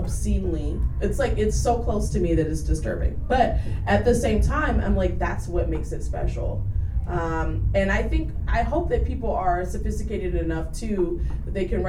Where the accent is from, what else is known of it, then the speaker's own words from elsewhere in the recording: Jamaica; moved away; also born or lived in Washington, D.C.; I'm Jamaican.